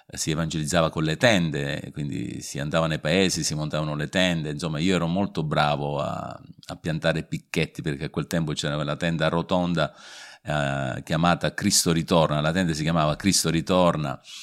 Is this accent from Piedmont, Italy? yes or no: no; Sicily, Italy; now in Vasto, Italy; nato in Sicilia diversi anni fa ormai.